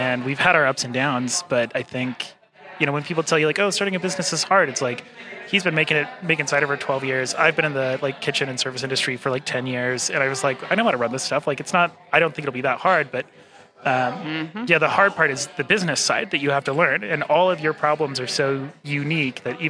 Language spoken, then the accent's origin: English; Salt Lake City, Utah, United States; Born and raised here in Salt Lake City